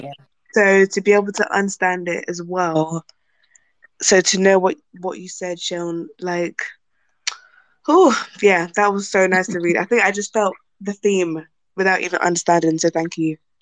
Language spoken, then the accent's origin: English; United Kingdom; I'm Nigerian, but I was born and I live in the UK